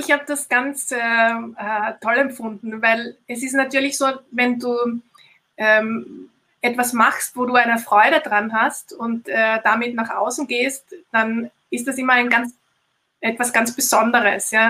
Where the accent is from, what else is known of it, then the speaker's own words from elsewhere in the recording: Austria; bei uns in Österreich ist das kein Studium, sondern das ist ein, ähm, eine äh, wie nennt man das?